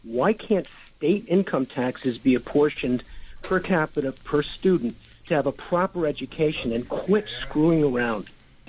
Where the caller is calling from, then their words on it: White Plains, New York, United States; I'm from White Plains, and the senator is my senator.